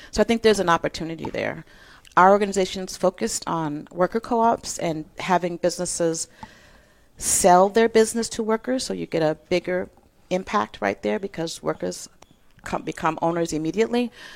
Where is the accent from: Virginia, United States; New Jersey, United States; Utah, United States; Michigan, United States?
Michigan, United States; Detroit; moved away as an adult; also born or lived in Iowa / Costa Rica; I'm from Detroit, Michigan, born and raised.